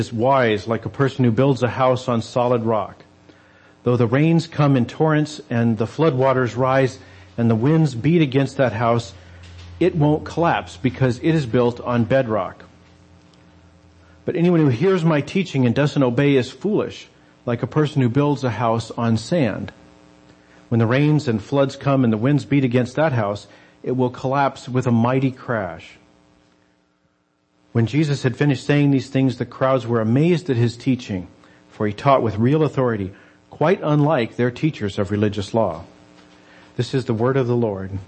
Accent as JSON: {"language": "English", "region": "New Mexico", "country": "United States", "tie": "born or raised there", "said": "I grew up in the desert Southwest. I grew up in New Mexico"}